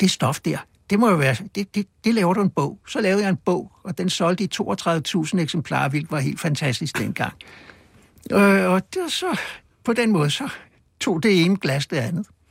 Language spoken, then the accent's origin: Danish; Copenhagen, Capital Region of Denmark, Denmark; Der på Østerbro, hvor jeg voksede op